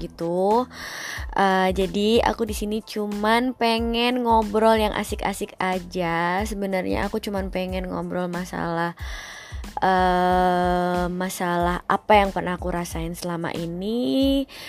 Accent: Surakarta, Central Java, Indonesia; now in Jakarta, Indonesia; Aku asli dari Solo, tapi kebetulan aku sekarang kerja di Jakarta

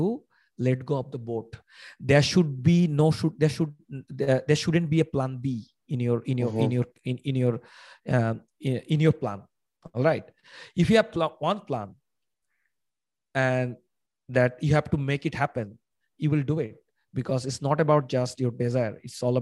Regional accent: Bangladesh; I am from Bangladesh.

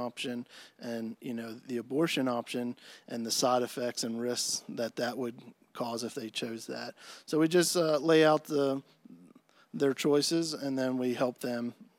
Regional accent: Ephrata, Pennsylvania, United States; Yeah, so I'm originally from Lancaster, Pennsylvania area, Ephrata, Pennsylvania.

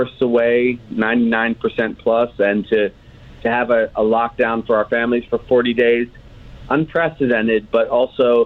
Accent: New York, United States; now in Hawaii, United States; I'm from New York originally

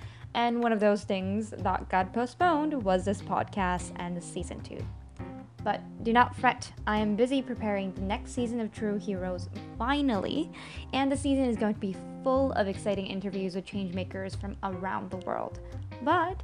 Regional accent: Vancouver, British Columbia, Canada; I'm from Vancouver in Canada

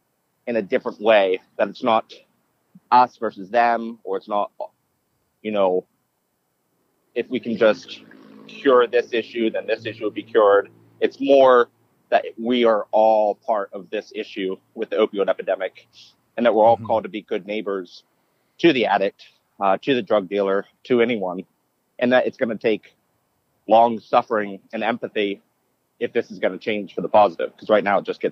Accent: Pennsylvania, United States; also born or lived in Florida / Orlando, Florida / New York; Well, I was born in Florida, and then a young age in elementary school, moved to Pennsylvania.

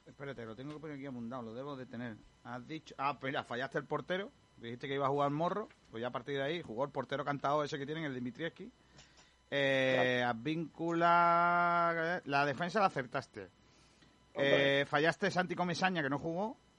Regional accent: Málaga, Andalusia, Spain

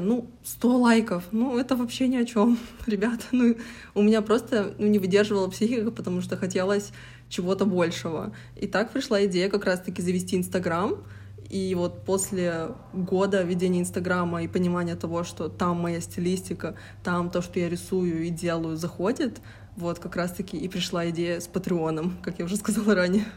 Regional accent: Yekaterinburg, Sverdlovsk Oblast, Russia; я самородом из Екатеринбурга

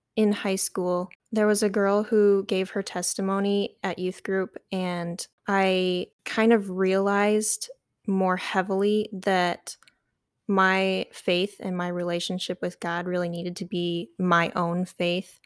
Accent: Metamora, Michigan, United States; I grew up in a little town called Metamora. It's on the east side of Michigan

